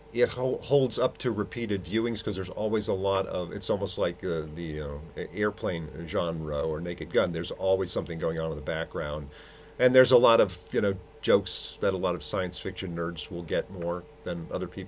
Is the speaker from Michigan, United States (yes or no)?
no; Ohio, United States; moved away; I'm from Ohio